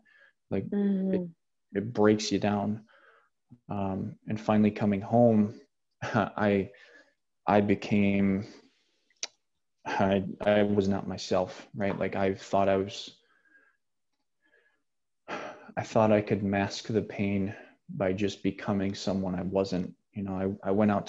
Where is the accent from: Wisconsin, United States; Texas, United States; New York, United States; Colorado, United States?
Wisconsin, United States; Janesville; outside of Janesville, which is where my hometown is